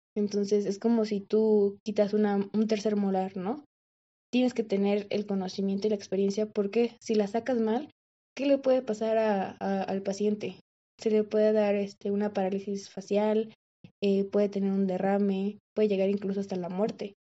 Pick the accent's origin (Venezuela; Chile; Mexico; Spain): Mexico; aquí en México, bueno, lo que yo he visto aquí en, en mi país